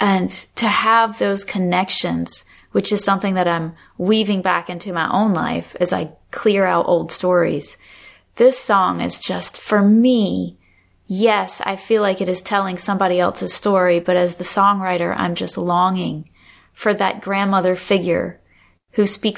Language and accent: English; the South, United States; I think there was that spiritual, especially growing up in the South, and the whole Pentecostal or that sort of tradition where people would wade in the water.